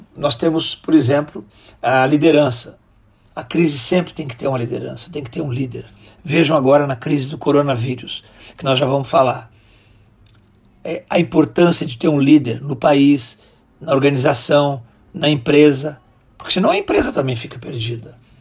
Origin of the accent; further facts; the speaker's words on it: Rio Grande do Sul, Brazil; moved away as an adult; also born or lived in Brasília; sou natural do Rio Grande do Sul